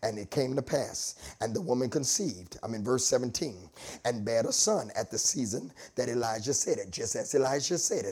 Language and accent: English; Delaware, United States; I'm from Delaware.